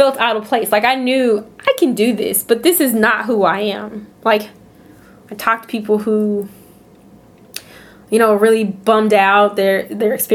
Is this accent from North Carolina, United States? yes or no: yes; North Carolina, United States; I'm from North Carolina. I wanted to come to grad school in North Carolina.